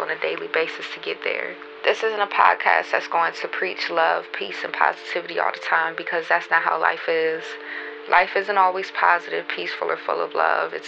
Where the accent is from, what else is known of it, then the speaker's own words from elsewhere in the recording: Baltimore, Maryland, United States; now in Atlanta, United States; I'm from Baltimore, Maryland, but I stay in Atlanta